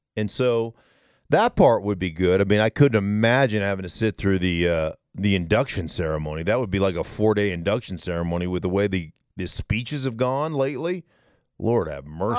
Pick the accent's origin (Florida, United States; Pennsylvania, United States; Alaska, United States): Alaska, United States; now in Denver, United States; I grew up in Alaska